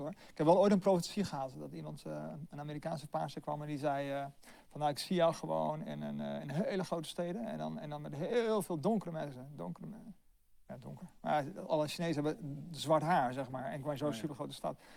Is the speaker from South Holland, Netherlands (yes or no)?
yes; Delft, South Holland, Netherlands; ja, ik kom eigenlijk oorspronkelijk uit Delft.